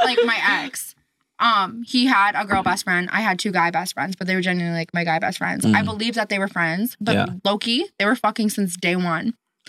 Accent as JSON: {"language": "English", "town": "Saskatoon", "region": "Saskatchewan", "country": "Canada", "also_born_or_lived": "Regina", "moved": "as an adult", "said": "I lived in Regina and I'm from Saskatoon."}